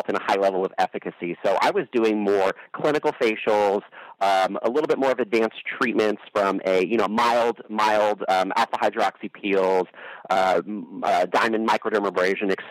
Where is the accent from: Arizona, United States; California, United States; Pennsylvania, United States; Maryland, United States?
California, United States; San Francisco Bay Area; I grew up in the San Francisco Bay Area